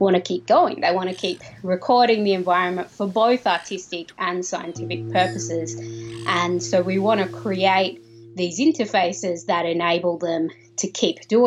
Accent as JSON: {"language": "English", "country": "Australia", "said": "I'm an Australian sound artist and composer"}